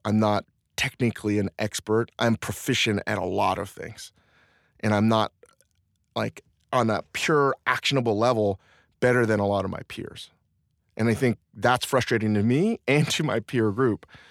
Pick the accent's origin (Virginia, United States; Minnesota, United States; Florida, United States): Virginia, United States; Northern; I was raised in the Northern Virginia, D C area